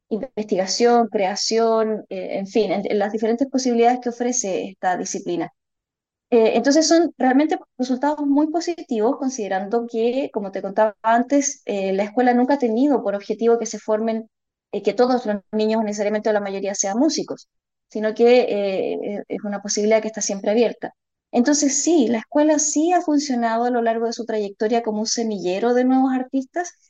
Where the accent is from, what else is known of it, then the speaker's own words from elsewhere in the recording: Melipilla, Santiago Metropolitan Region, Chile; now in La Serena, Chile; yo en realidad yo soy de Melipilla originalmente, de la zona central de la región metropolitana.